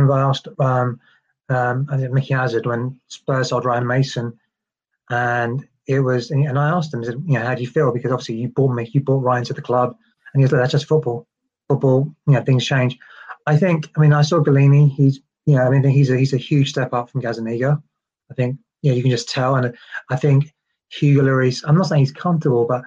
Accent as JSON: {"language": "English", "region": "London", "country": "United Kingdom", "said": "as a Londoner, I'm very, very proud"}